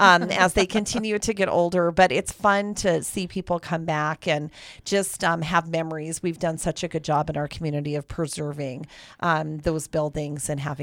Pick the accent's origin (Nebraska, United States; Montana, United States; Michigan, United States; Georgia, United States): Montana, United States; Great Falls; when I was growing up and attending school at Great Falls High